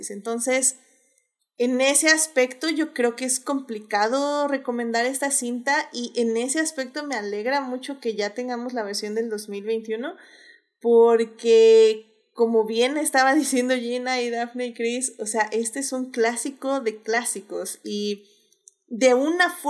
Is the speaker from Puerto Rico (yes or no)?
yes; Puerto Rico; yo soy puertorriqueña, mi piel es así